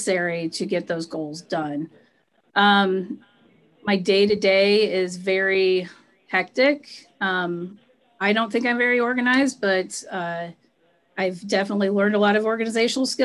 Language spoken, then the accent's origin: English; Churubusco, Indiana, United States; I grew up in Cherubusco. I left for about 7 years, was living in Indy, and then came back after I had kids